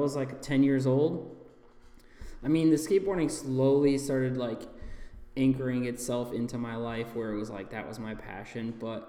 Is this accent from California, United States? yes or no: no; Oregon, Ohio, United States; So I grew up in Oregon, Ohio. So Ohio. Basically, Toledo, like, is where everybody knows.